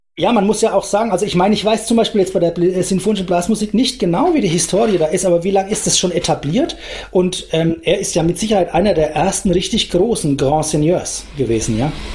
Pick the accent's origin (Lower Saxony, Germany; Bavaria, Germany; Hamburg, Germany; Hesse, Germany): Bavaria, Germany; Franconia, Aschaffenburg district; now in Nuremberg, Germany; ich bin selber Franke, insofern ähm, ich kenne das vielleicht schon irgendwoher, weil unser, unser Landkreis Aschaffenburg und die Spessarte